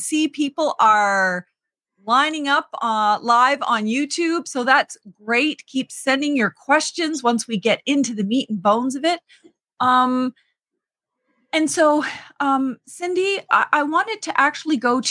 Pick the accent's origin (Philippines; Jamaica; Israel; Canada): Canada; Eel River Bar First Nation, New Brunswick; I'm from Eel River Bar First Nation